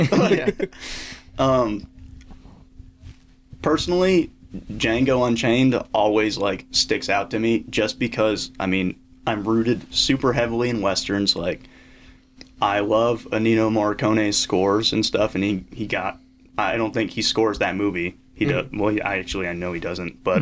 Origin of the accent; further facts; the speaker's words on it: Midwest, United States; I grew up in the Midwest, like, a Midwest hockey town